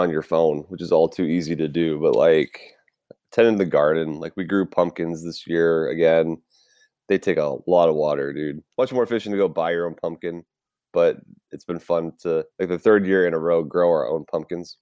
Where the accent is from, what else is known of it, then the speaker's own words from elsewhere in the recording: Tampa, Florida, United States; now in California, United States; I was born and raised in Tampa Bay, Florida. So, yes, I am a Florida man